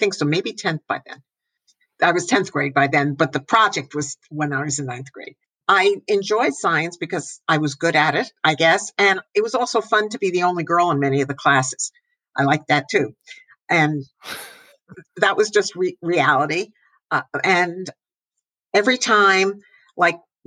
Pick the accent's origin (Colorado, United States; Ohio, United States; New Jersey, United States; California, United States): New Jersey, United States; northern; I grew up in New Jersey, northern New Jersey